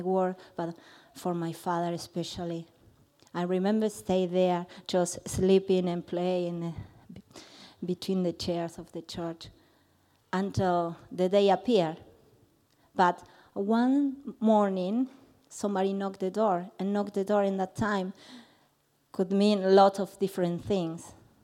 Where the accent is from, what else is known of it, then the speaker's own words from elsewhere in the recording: Argentina; moved away; I'm from Argentina.